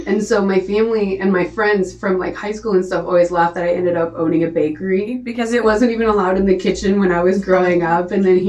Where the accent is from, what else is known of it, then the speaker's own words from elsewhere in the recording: Nashville, Tennessee, United States; I thought I was moving. I came from Nashville.